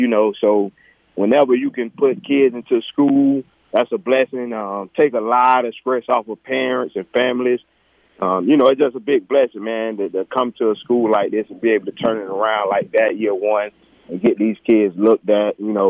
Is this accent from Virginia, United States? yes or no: no; Pahokee, Florida, United States; also born or lived in Belle Glade, Florida; I'm born in Pahokee. I moved to Pahokee when I was about 5-6 years old. I was born in Pahokee right there in McClure Project.